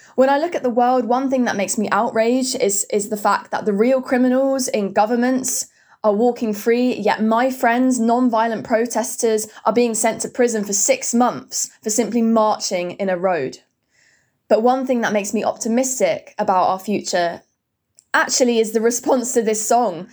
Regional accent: Hertfordshire, East of England, United Kingdom; I'm from Hertfordshire in the U K

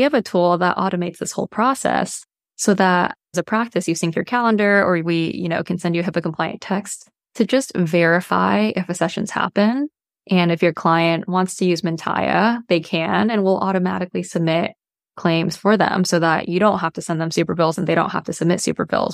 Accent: Bay Area, California, United States; I grew up in the Bay Area in California

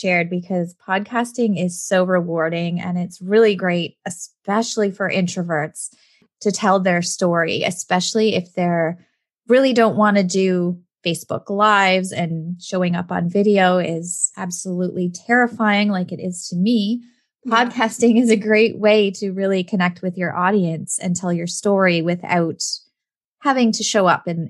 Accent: Canada; Canadian crossover too, because we are both Canadian, which is fantastic.

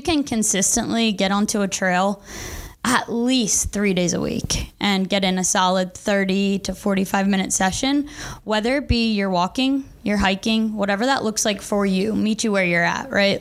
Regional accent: Maryland, United States; moved away; I'm from Maryland

